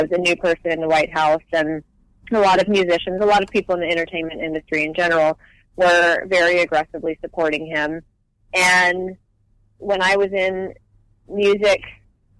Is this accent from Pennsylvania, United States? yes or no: no; Hoover, Alabama, United States; moved away as an adult; also born or lived in Nashville, Tennessee; now in Los Angeles, United States; I grew up, technically I was born in Nashville. I lived in Nashville until I was 8, and then we moved to Hoover, which is a suburb outside of Birmingham.